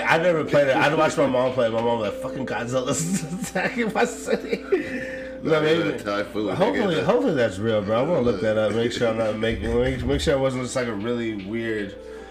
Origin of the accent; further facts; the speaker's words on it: Japan; born there; The listener may know this, but I was born in Japan and we had Sim City on our fucking Nintendo.